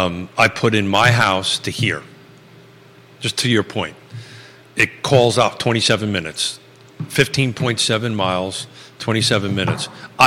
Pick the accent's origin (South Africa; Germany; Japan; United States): United States; Northeast; now in Charlottesville, United States; those of us who grew up in the Northeast